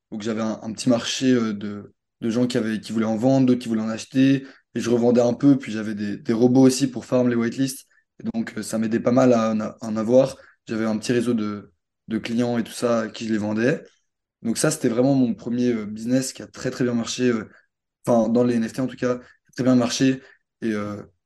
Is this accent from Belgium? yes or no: yes; Belgium; Ah ouais, je suis belge.